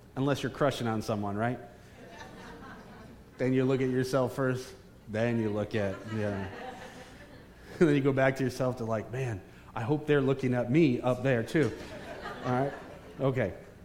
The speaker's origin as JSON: {"language": "English", "town": "Bridgeport", "region": "Connecticut", "country": "United States", "tie": "born or raised there", "moved": "yes", "said": "I am a son of Connecticut in Bridgeport. I was born in Park City Hospital."}